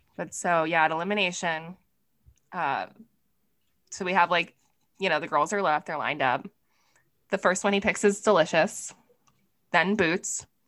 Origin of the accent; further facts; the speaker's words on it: East Coast, United States; I'm from the East Coast